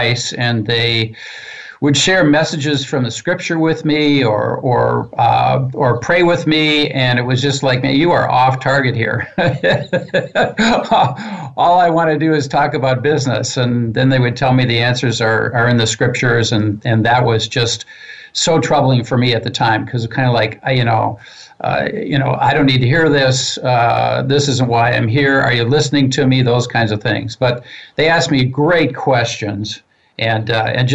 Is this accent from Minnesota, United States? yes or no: yes; Minneapolis, Minnesota, United States; I grew up in Minneapolis, and we live here